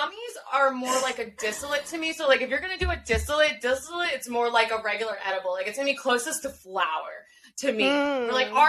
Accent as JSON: {"language": "English", "region": "Pennsylvania", "country": "United States", "said": "here in my home state"}